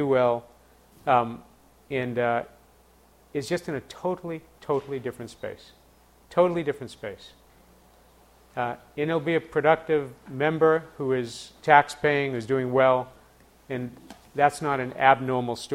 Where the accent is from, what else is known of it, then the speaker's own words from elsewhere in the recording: Boston, Massachusetts, United States; my hometown of Boston